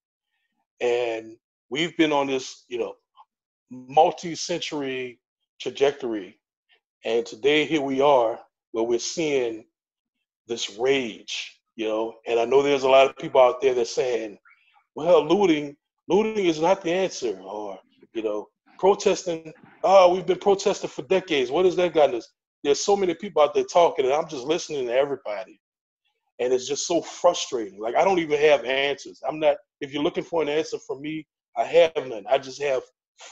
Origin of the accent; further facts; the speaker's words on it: United States; as a black man growing up in America